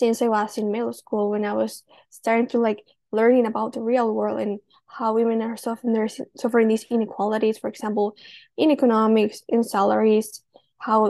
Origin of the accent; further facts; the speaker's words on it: Oaxaca, Mexico; I'm from Oaxaca, Mexico.